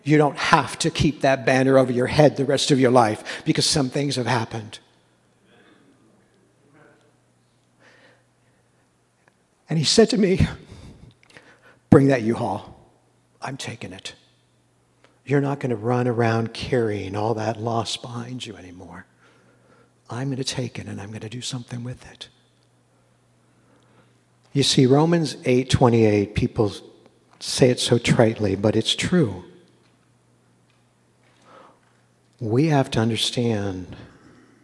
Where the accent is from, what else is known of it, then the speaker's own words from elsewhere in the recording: United States; I was born in America, but it's not my home.